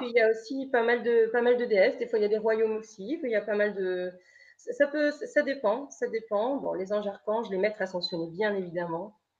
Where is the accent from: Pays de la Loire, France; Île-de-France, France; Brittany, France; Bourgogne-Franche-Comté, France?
Brittany, France; Lorient; je viens de Lorient